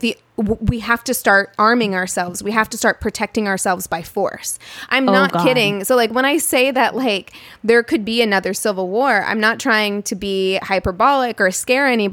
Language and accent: English; Springfield, Missouri, United States; I'm from Springfield. Branson is about a 30-minute drive away